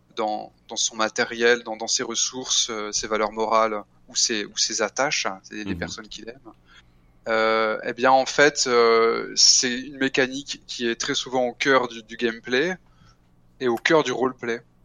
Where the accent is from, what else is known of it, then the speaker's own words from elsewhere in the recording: France; je suis français